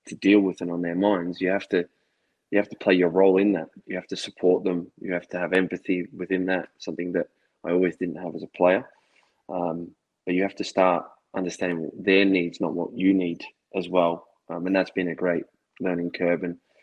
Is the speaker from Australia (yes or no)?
yes; Australia; also born or lived in Scotland